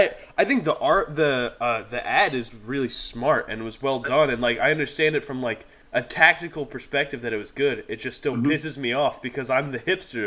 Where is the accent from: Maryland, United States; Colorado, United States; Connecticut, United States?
Maryland, United States; moved away as an adult; also born or lived in Pennsylvania; now in Wisconsin, United States; I'm originally from Maryland, and I'm in Wisconsin now.